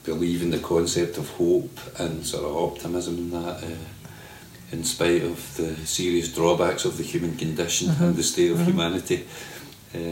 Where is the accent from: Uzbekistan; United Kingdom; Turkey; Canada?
United Kingdom; Barrhead, Scotland; I was brought up in Barrhead